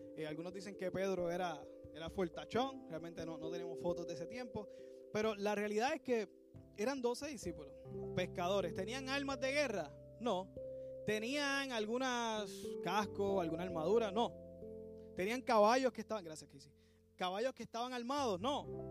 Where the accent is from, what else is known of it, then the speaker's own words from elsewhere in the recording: Puerto Rico; nosotros que somos puertorriqueños